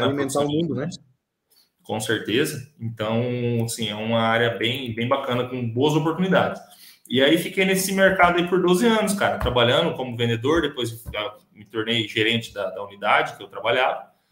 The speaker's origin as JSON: {"language": "Portuguese", "town": "Leme", "region": "São Paulo", "country": "Brazil", "tie": "born or raised there", "also_born_or_lived": "Dourados, Mato Grosso do Sul", "moved": "as an adult", "lives_now": "Sidrolândia, Brazil", "said": "eu sou, sou natural de São Paulo, né? Sou, nasci e cresci no interior do, de, São Paulo, é, numa cidade chamada Leme"}